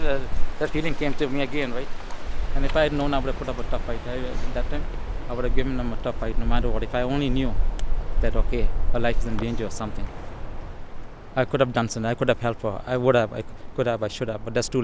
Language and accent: English; India; now in Toronto, Canada; maybe I'm from India, that's why. I'm used to it.